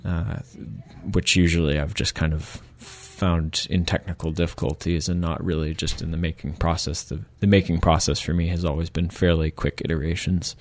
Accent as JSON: {"language": "English", "region": "Michigan", "country": "United States", "moved": "as an adult", "lives_now": "Victoria, Canada", "said": "I'm from Michigan originally"}